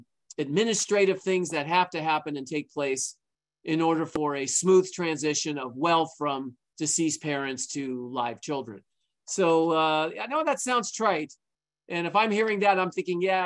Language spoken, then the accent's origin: English; Santa Monica, California, United States; I was born and raised in Santa Monica. I still live in Santa Monica